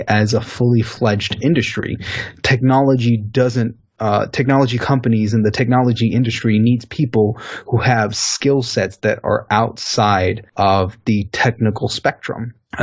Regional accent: Haiti; I'm actually a Haitian

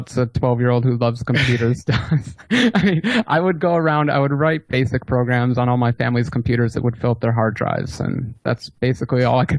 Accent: Seattle, Washington, United States; I'm from Seattle, Washington.

